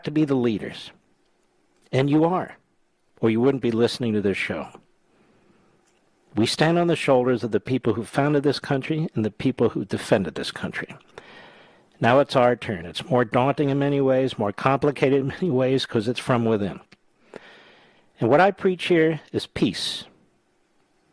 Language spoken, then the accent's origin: English; Philadelphia, Pennsylvania, United States; When I was a kid growing up in Philadelphia